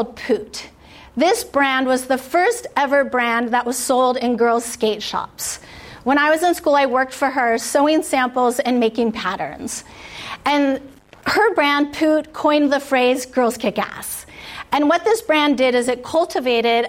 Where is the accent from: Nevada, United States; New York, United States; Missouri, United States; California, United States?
California, United States; San Diego; I grew up here in San Diego in a house with a single working mom